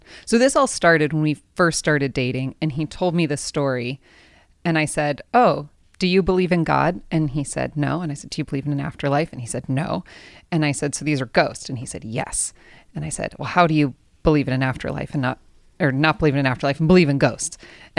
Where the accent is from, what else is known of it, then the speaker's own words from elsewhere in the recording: San Diego, California, United States; I grew up here in San Diego.